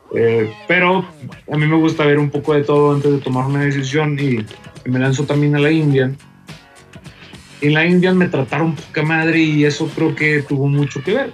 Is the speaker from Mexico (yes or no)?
yes; Torreón, Coahuila, Mexico; moved away as an adult; also born or lived in Monterrey; now in Querétaro, Mexico; yo soy de Torreón, Coahuila. Nací allá y estuve prácticamente toda mi infancia y la adolescencia.